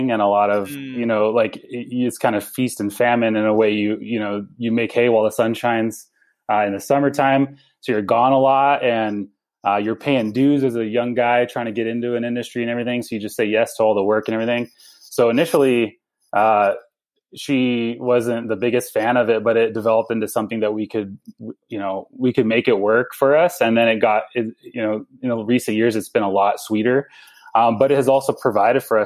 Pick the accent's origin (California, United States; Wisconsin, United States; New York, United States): California, United States; Avalon; now in Boise, United States; I grew up in Southern California on Catalina Island